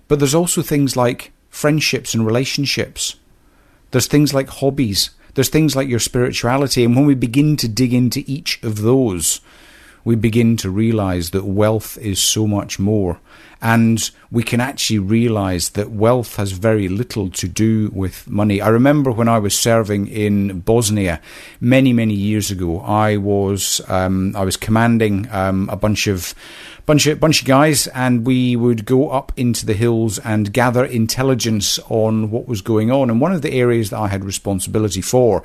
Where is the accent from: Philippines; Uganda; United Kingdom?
United Kingdom; Scotland; I was brought up in a small Scottish village